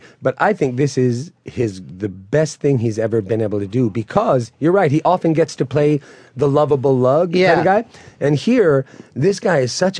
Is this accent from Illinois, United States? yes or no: no; New York City, New York, United States; I'm from where we shot this movie. You know, I lived all around Queens